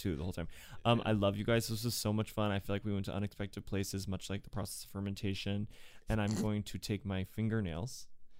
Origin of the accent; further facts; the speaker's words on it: Nashville, Tennessee, United States; moved away; also born or lived in New York / Los Angeles; I'm originally from Nashville, Tennessee, but I've lived in New York primarily, and then I took a little turn